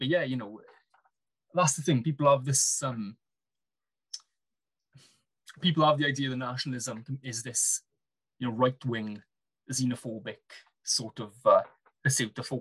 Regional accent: Wales, United Kingdom; I didn't think of myself as having an accent, or I didn't really think of myself strongly as Welsh until I went to uni

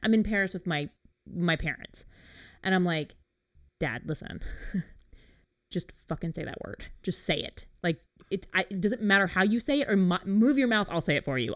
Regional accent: England, United Kingdom; being an English person

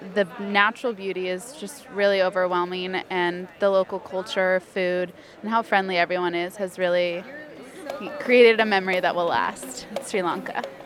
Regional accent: Mexico; I was born in Mexico.

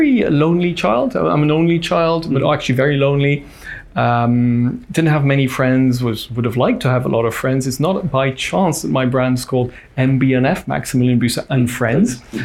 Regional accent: Switzerland; my dad was Swiss, okay, and that I was brought up in Switzerland.

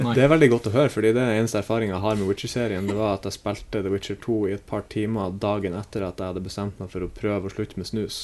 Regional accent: Bodø, Nordland, Norway; moved away; når jeg er hjemme i Bodø

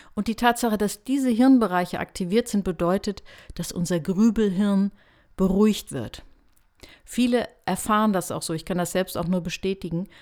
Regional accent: Hanover, Lower Saxony, Germany; Ich komme ja aus Hannover.

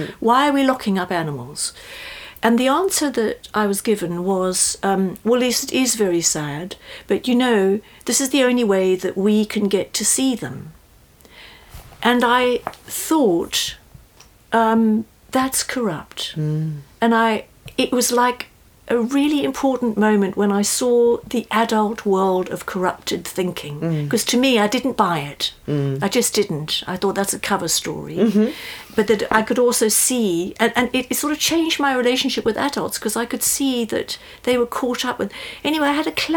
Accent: South Africa; moved away; I come from South Africa originally

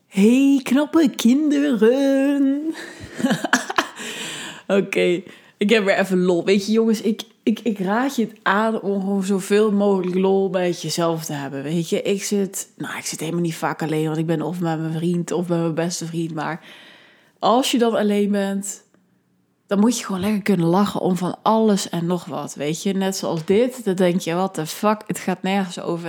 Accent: Netherlands; ik ben een Nederlander, ik ben uit, eh, kom uit een welvarend land

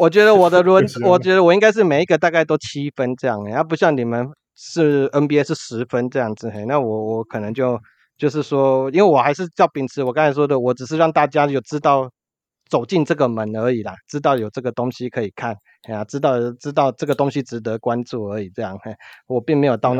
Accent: Kaohsiung, Taiwan; 这搞不好是我们高雄人的特性，

